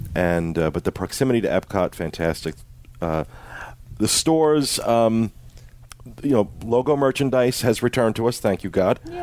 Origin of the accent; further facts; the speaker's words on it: Jersey Shore, New Jersey, United States; I am from the Jersey Shore